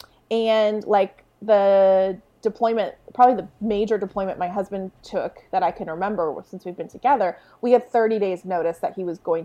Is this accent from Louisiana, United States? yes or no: no; San Diego, California, United States; I grew up in a military town. I'm from San Diego, California